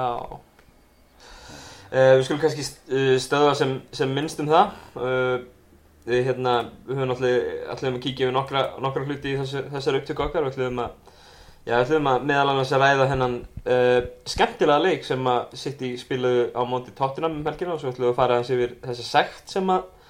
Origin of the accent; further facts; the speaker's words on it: Keflavík, Southern Peninsula, Iceland; ég var nú úr Keflavík, eða er úr Keflavík